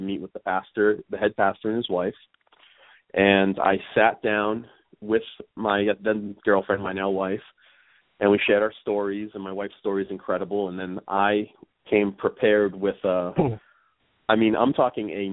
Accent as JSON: {"language": "English", "town": "Plymouth", "region": "Massachusetts", "country": "United States", "tie": "born or raised there", "accent": "Northeast", "said": "I was raised in Massachusetts, a town called Plymouth, about 35 minutes south of Boston"}